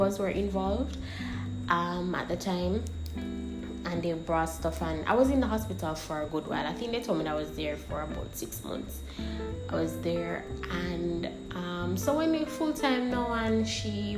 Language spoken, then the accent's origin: English; St. Ann, Saint Ann, Jamaica; So I was born on August 13th, 1998, in Stairtown, St. Anne.